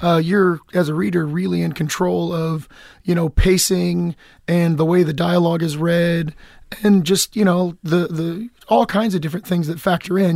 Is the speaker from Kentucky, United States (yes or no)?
yes; Lexington, Kentucky, United States; moved away as an adult; also born or lived in Georgia; now in Los Angeles, United States; I'm from, I'm from Lexington